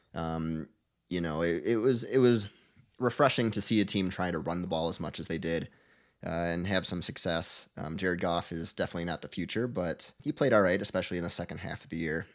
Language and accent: English; Michigan, United States; I'm from Michigan